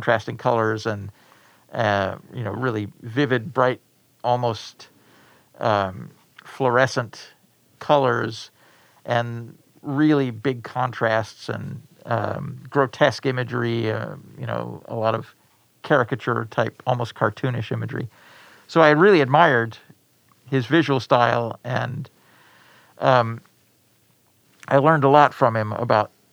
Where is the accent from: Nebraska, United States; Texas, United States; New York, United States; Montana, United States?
Montana, United States; moved away as an adult; I grew up in Montana.